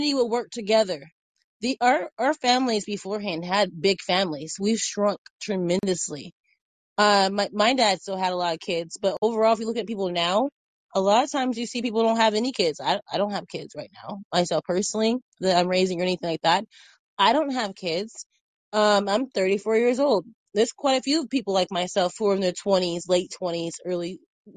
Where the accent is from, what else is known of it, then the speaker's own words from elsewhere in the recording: Indiana, United States; now in Texas, United States; I'm from Indiana